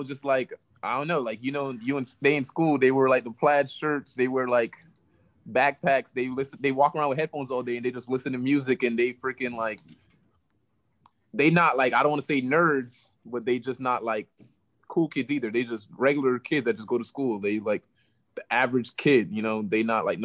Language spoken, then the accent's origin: English; Florida, United States; I'm from the South